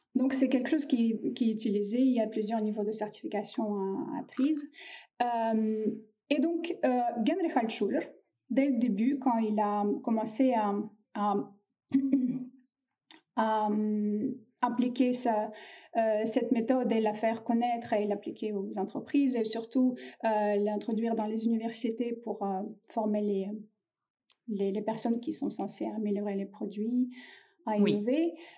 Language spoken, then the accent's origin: French; Russia; now in France; La Russie, c'est mon pays d'origine. Et là, je suis née en Russie.